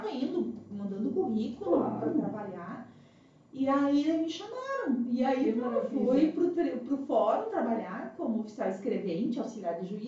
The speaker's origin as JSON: {"language": "Portuguese", "town": "Sapiranga", "region": "Rio Grande do Sul", "country": "Brazil", "tie": "born or raised there", "moved": "yes", "lives_now": "Santana do Livramento, Brazil", "said": "numa empresa de calçados em Sapiranga, de onde eu sou natural."}